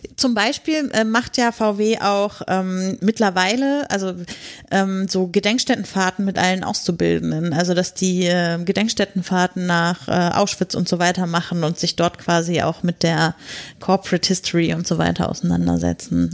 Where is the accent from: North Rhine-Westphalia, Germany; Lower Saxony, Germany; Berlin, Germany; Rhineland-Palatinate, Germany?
Lower Saxony, Germany; near Lüneburg; now in Potsdam, Germany; ich komme schon aus Niedersachsen, das heißt, mhm. also nicht aus der Nähe von Wolfsburg, eher so Nordost bei Lüneburg